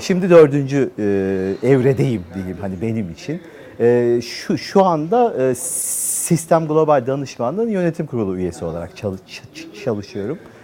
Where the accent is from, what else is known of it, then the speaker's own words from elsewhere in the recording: Ankara, Turkey; moved away as an adult; now in Istanbul, Turkey; doğma büyüme Ankara, üniversite öyle. Sonra İstanbul'a geldim.